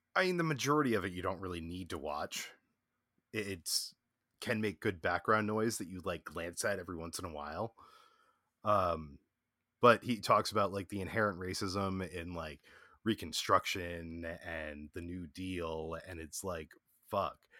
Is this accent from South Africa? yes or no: no; Virginia, United States; I'm from Virginia